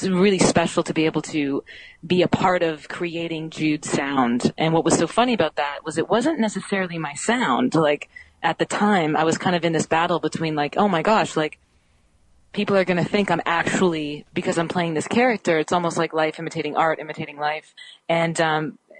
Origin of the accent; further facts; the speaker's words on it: Canada; I'm Canadian.